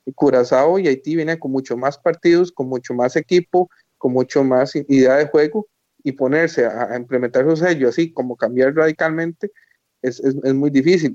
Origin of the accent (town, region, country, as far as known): Costa Rica